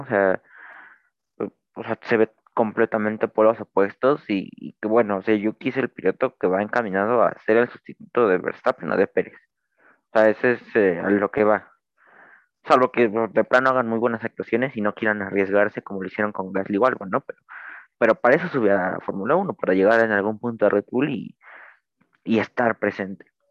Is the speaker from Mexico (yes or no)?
yes; Mexico; soy mexicano